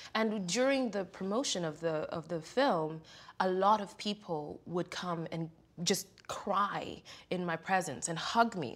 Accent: Kenya; now in United States; growing up in Kenya, um, and being educated in many ways, the Euro way

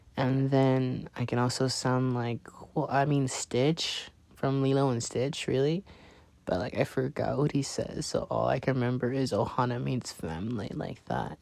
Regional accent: Los Angeles, California, United States; now in Arlington, United States; I'm from California, Los Angeles to be exact, and um, I'm currently in Arlington, Texas

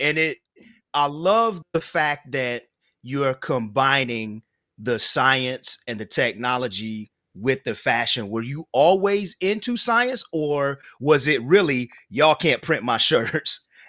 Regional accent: Ypsilanti, Michigan, United States; I'm from Ypsilanti, Michigan. I'm from Detroit, but I'm from Ypsi.

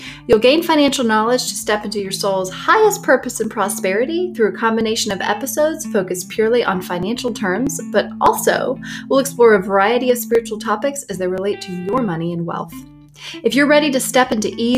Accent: Deep South, United States; moved away; When I lived in the Deep South

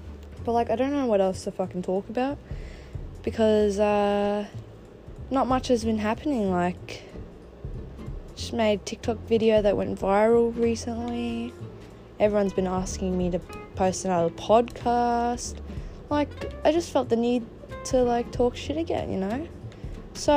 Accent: Melbourne, Victoria, Australia; I'm from Melbourne, Australia, the state that's not currently in lockdown.

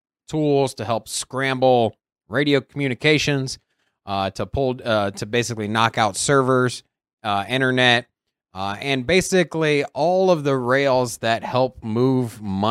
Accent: Virginia, United States; I am from Virginia.

